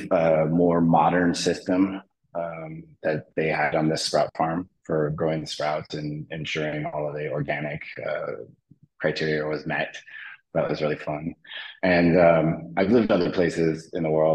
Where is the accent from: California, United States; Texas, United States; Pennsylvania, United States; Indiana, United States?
California, United States; Los Angeles; now in Oahu, United States; I was born and raised in the Los Angeles area